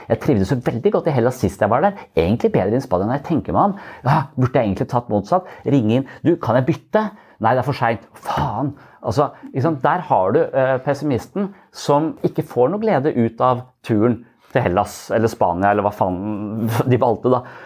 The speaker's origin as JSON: {"language": "Norwegian", "region": "Eastern Norway", "country": "Norway", "moved": "yes", "lives_now": "Sørlandet, Norway", "said": "når jeg er fra Østlandet"}